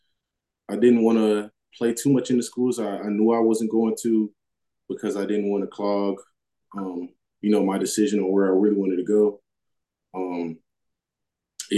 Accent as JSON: {"language": "English", "region": "North Carolina", "country": "United States", "tie": "born or raised there", "moved": "as an adult", "said": "Growing up in North Carolina"}